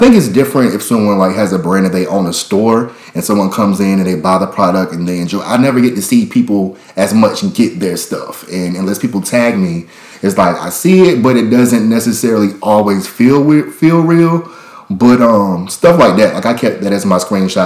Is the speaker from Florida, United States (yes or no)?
no; Rocky Mount, North Carolina, United States; I'm from Rocky Mount, North Carolina originally